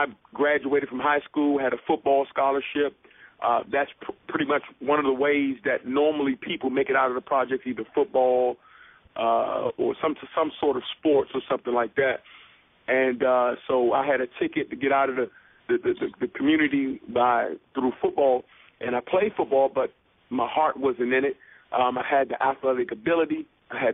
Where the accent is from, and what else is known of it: Washington, District of Columbia, United States; born or raised there